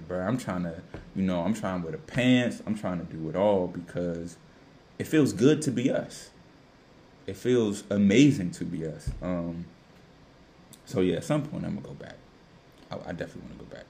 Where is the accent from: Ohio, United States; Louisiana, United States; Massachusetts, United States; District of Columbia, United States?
District of Columbia, United States; Washington; me being a DMV DC native.